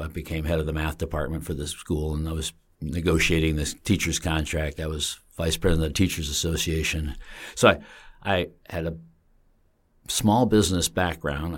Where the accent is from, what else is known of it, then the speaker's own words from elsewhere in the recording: Bolton Landing, New York, United States; I grew up, uh, in the mountains, uh, in a spectacularly beautiful place